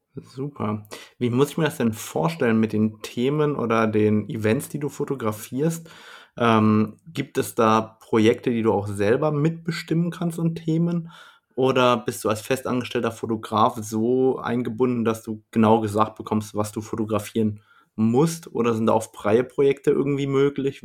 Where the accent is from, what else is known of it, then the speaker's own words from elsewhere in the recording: Germany; bei uns in Deutschland